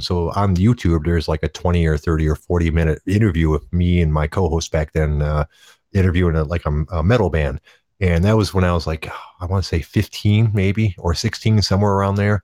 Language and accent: English; Detroit, Michigan, United States; I grew up in the Detroit area